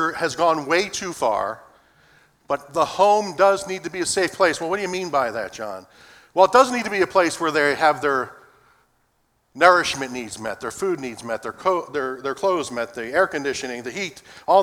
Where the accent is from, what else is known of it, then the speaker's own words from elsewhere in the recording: Philadelphia, Pennsylvania, United States; Growing up in Philadelphia, my mother, for the part of our early life, was a homemaker